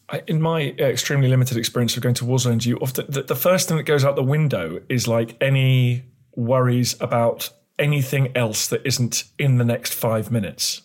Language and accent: English; United Kingdom; being British